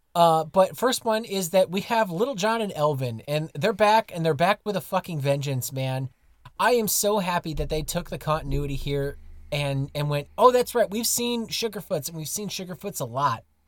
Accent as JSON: {"language": "English", "country": "United States", "moved": "as an adult", "lives_now": "Germany", "said": "as an American living as an expat in Germany"}